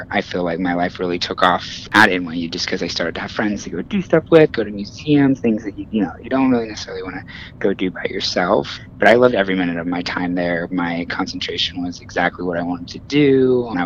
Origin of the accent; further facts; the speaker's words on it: Indiana, United States; now in New York City, United States; I mean, I moved there from Indiana, so just taking in New York City was like a dream of mine from beginning to end.